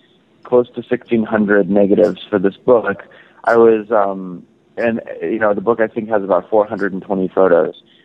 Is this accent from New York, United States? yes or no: no; Los Angeles, California, United States; growing up in Los Angeles and right off the Sunset Strip